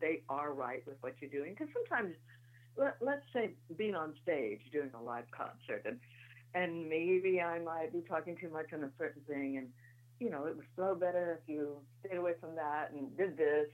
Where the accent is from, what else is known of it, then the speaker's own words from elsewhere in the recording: Paintsville, Kentucky, United States; I was born in Paintsville, Kentucky, which is right down the road from Butcher Holler, Kentucky.